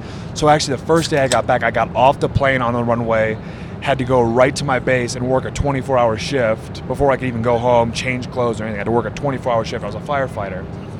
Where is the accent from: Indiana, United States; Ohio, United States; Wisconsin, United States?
Wisconsin, United States